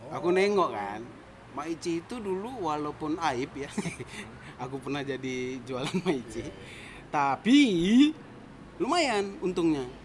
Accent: West Sumatra, Indonesia; karena saya orang Minang

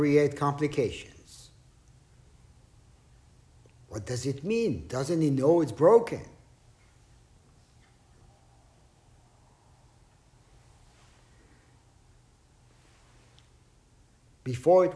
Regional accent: Israel; growing up in Israel

